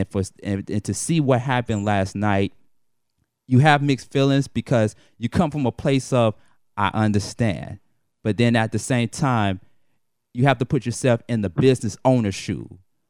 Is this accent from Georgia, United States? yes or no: yes; Atlanta, Georgia, United States; I am an 80s baby, but when I grew up in the 80s and the 90s